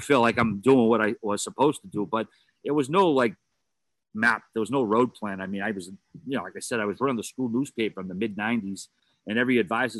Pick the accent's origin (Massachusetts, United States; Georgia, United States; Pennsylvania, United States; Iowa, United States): Massachusetts, United States; Boston; I grew up, as we talk about on the show frequently, the Charlestown, Mass